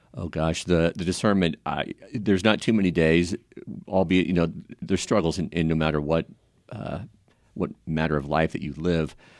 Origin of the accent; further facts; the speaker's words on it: Kansas City, United States; also born or lived in Concordia, Kansas; I was born in Concordia, Kansas. and grew up the most, um, uh, the majority of my life in Kansas City